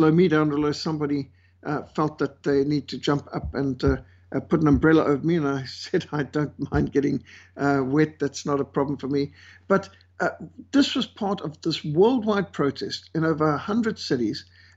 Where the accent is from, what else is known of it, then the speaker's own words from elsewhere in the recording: Zimbabwe; moved away; I was brought up in Rhodesia, what today is Zimbabwe, and we were brought up with malaria